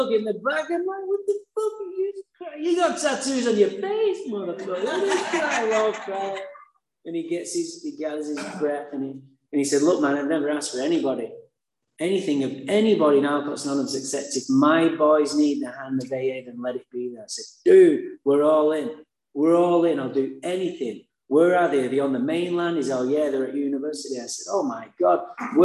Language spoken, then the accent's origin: English; Santa Barbara, California, United States; I said, I'm from Santa Barbara.